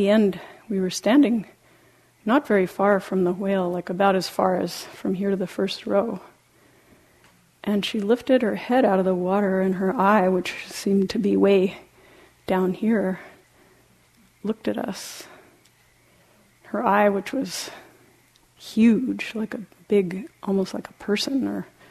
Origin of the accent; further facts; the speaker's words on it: Argentina; moved away; When I was in some time in high school, growing up in Latin America, in Argentina